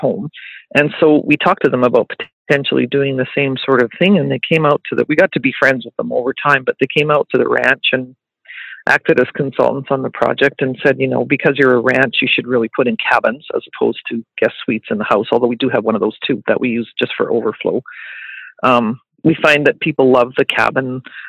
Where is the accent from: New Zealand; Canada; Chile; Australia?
Canada; Calgary, Alberta; also born or lived in Regina, Saskatchewan / Sherwood Park, Alberta; I was not born in Calgary. I was born in Regina, Saskatchewan, and I did live in Sherwood Park, which is just outside of Edmonton, for a few years. And then our family moved to Calgary when I was probably around 11